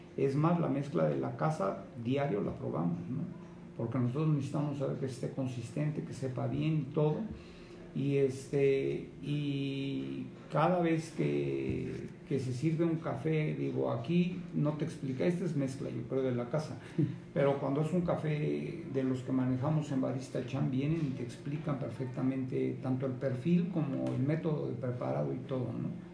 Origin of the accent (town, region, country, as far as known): Mexico